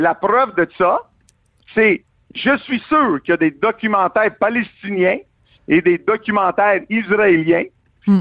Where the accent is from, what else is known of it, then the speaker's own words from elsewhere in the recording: Quebec, Canada; en tant que Québécois